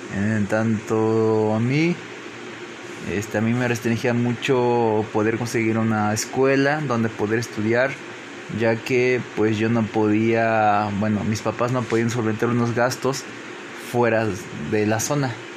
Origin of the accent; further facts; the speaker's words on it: Papantla, Veracruz, Mexico; Crecí en la localidad de Guadalupe Victoria, en Papantla, Veracruz